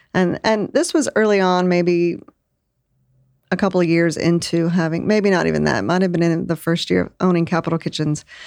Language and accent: English; Lake Charles, Louisiana, United States; now in Austin, United States; I was born in Lake Charles, Louisiana.